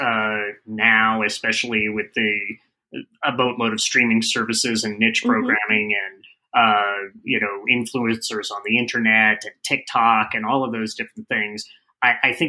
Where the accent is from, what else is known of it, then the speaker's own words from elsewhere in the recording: Phoenix, Arizona, United States; moved away; I'm from Phoenix, Arizona originally